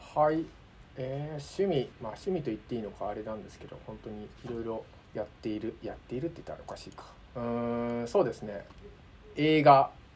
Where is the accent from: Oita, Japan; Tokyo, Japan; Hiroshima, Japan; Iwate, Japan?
Tokyo, Japan; 僕東京生まれ東京育ち